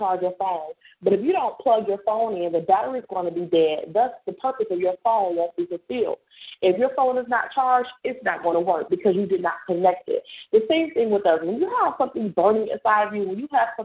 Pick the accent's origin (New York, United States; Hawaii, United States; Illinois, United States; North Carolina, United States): New York, United States; I'm a New Yorker identified